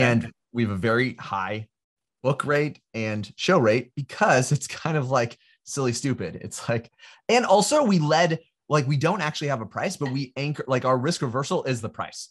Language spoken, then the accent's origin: English; California, United States; I'm from California. I grew up in, and, uh, in California